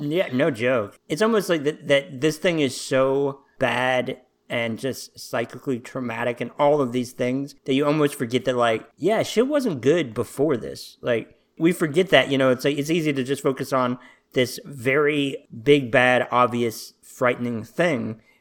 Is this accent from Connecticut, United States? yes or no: no; Little Rock, Arkansas, United States; also born or lived in Washington, D.C.; I'm from Arkansas. I've been here as long as I can remember